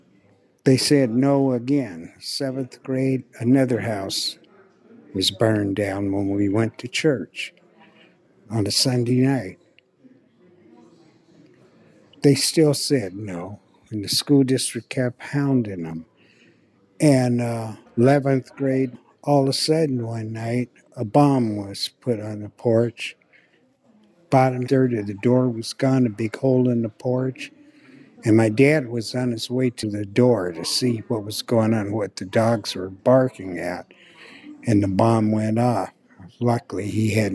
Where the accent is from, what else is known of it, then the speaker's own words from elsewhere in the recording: Renton, Washington, United States; growing up in Renton wasn't easy, you know, in the 50s. That's when I first came here in 1953.